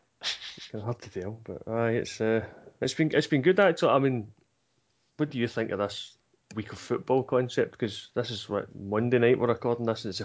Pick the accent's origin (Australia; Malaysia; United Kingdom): United Kingdom; Scotland; I'm Scottish.